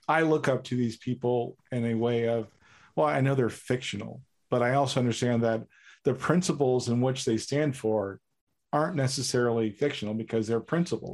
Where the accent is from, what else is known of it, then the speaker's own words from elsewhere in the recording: New York, United States; I am a New Yorker